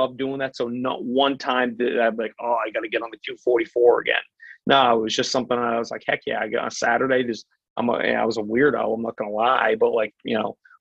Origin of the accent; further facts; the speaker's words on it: Portland, United States; where I grew up in Portland